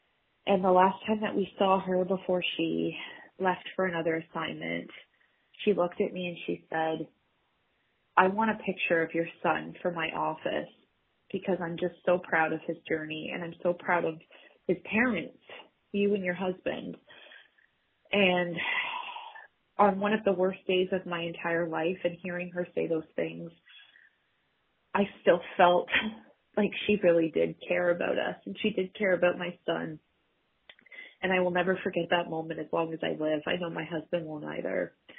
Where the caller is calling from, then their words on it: Ontario, Canada; I'm calling from Ontario, Canada.